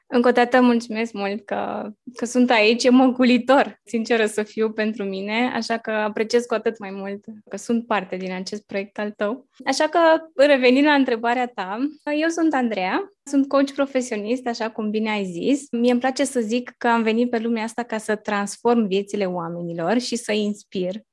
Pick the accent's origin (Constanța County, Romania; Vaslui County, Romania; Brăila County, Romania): Vaslui County, Romania; Bârlad; now in Bucharest, Romania; sunt crescută și născută în Bârlad, un orășel mic din Moldova și venită în București